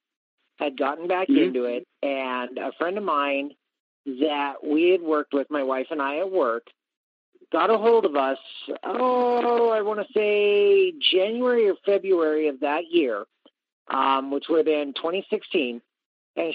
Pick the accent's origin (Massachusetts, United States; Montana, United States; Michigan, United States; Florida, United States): Montana, United States; I'm originally from Montana. I run out of Three Forks.